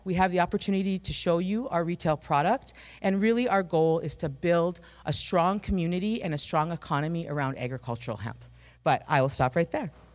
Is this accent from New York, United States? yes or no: no; Climax, Minnesota, United States; I am from Climax, Minnesota, um, which has a rich agricultural tradition